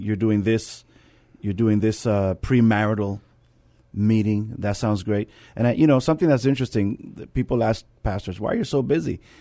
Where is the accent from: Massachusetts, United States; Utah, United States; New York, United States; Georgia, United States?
New York, United States; New York City; now in San Antonio, United States; I come from the Bronx, New York, and, um, where I took public transportation